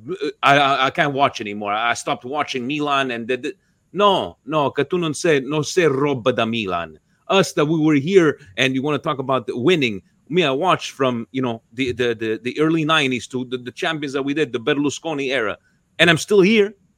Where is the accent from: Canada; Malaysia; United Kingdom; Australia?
Canada; my home country of Canada